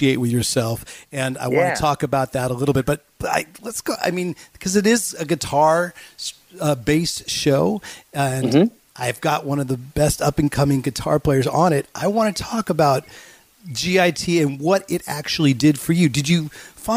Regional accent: Bay Area, California, United States; also born or lived in Los Angeles; being raised in the Bay Area

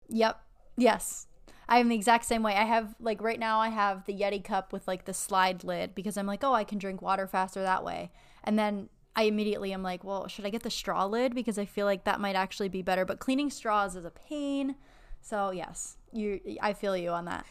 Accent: Erie, Pennsylvania, United States; moved away as an adult; also born or lived in Buffalo, New York; now in Florida, United States; I'm from Erie, and then I was in Buffalo for eight years for undergrad and dental school

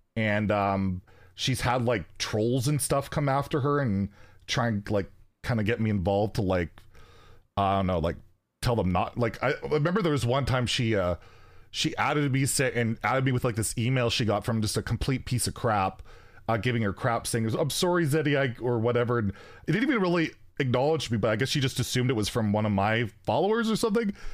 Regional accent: Canada; I'm Canadian

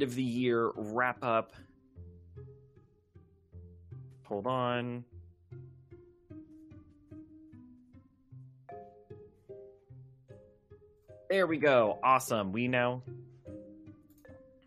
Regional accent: United States; I'm your American friend

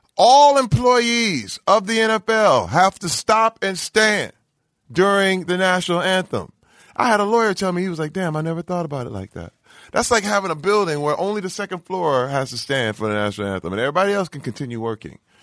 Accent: Flint, Michigan, United States; moved away; I'm from Flint, Michigan

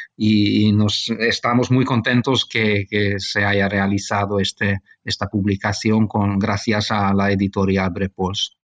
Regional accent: Budapest, Hungary; also born or lived in Barcelona, Spain; nací en España, en Barcelona. Mi padre es, es, eh, español, mejor decir catalán. pero yo cuando era niño, mis padres marcharon a vivir a Hungría y toda mi formación tuvo lugar en, en Hungría, en Budapest

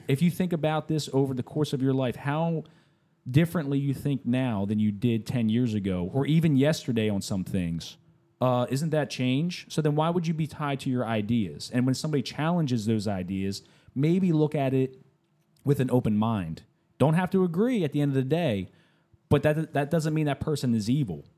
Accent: United States; I'm an American

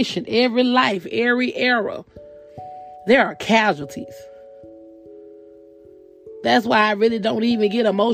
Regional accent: the South, United States; I'm also from the South

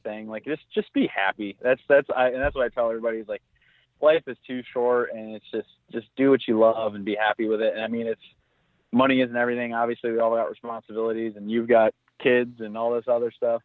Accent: Southwest Michigan, United States; I grew up in Southwest Michigan

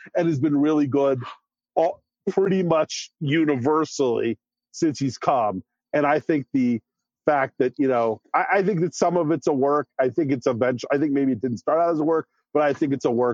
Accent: Washington, District of Columbia, United States; I grew up in Washington D.C. in the '90s

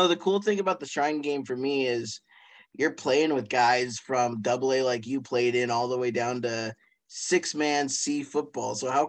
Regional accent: Billings, Montana, United States; I'm from Billings and went to West

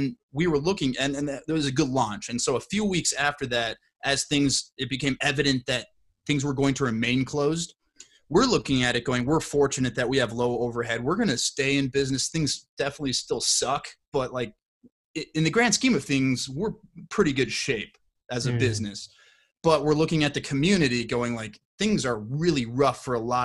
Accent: Plymouth, Minnesota, United States; I was born and raised in Plymouth, Minnesota

